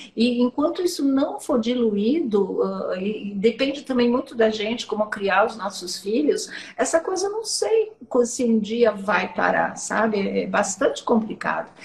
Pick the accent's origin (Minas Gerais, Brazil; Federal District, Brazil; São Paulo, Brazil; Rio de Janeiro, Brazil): São Paulo, Brazil; sou paulista paulistana mesmo, da Zona Norte